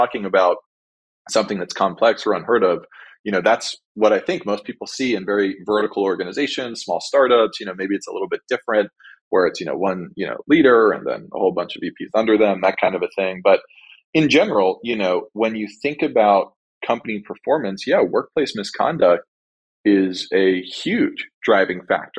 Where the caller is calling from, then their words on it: Glendale, California, United States; I'm calling in from Glendale, 2 or 3 miles from Burbank, Disney headquarters